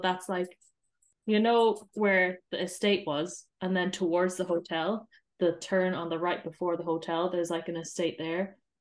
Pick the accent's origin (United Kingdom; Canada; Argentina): United Kingdom; Doncaster, Yorkshire and the Humber; now in Ireland; I was born in Doncaster, and I'm based in Ireland at the moment, for now.